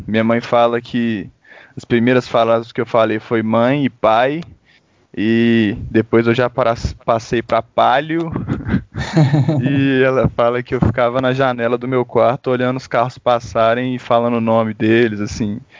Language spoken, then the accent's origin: Portuguese; Belo Horizonte, Minas Gerais, Brazil; eu sou de BH mesmo